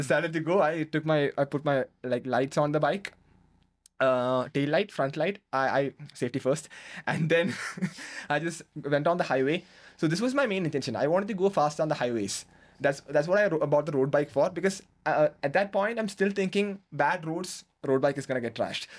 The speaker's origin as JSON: {"language": "English", "region": "Kerala", "country": "India", "tie": "born or raised there", "moved": "as an adult", "lives_now": "Bangalore, India"}